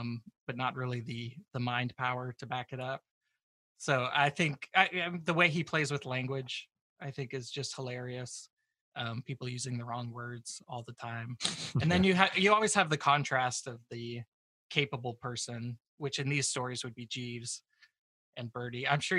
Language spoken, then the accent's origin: English; Canada; So, like, growing up in Canada, we watched, like